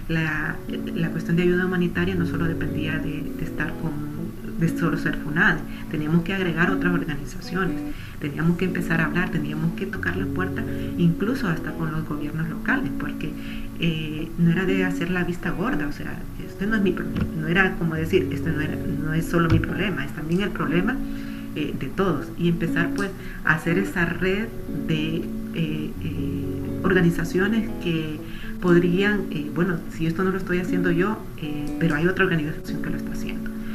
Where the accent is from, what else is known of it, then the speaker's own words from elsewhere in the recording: Honduras; hondureña que soy